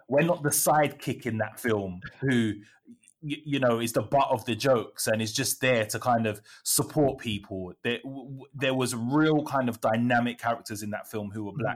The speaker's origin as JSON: {"language": "English", "country": "United Kingdom", "also_born_or_lived": "area next to Peckham, London", "lives_now": "London, United Kingdom", "said": "as a British West Indian person"}